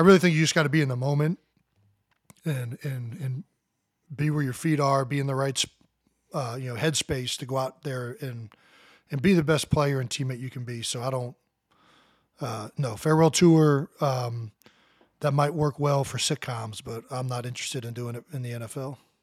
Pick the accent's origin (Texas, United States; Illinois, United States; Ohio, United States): Ohio, United States; Cleveland Heights; moved away as an adult; We grew up in Cleveland Heights, Ohio